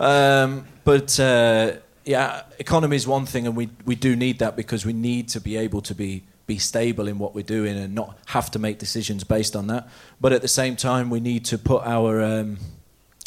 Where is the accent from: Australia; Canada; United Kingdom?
United Kingdom; Leicester, East Midlands; now in Norway; I'm from Leicester